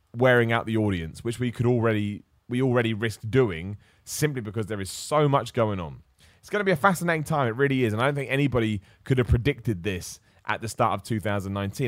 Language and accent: English; Luton, East of England, United Kingdom; I was born in Luton